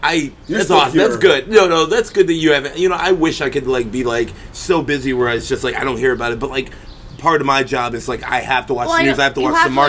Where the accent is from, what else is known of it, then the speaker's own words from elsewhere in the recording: Wisconsin, United States; me growing up in Wisconsin